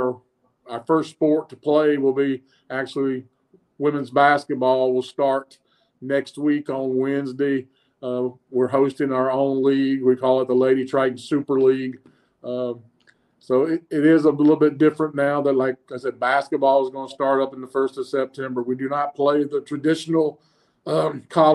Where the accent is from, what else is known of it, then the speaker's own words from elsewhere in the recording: South Carolina, United States; also born or lived in Florida / Seattle; now in Guam; I was born and raised in South Carolina, and I spent well over 20 years in the state of Florida.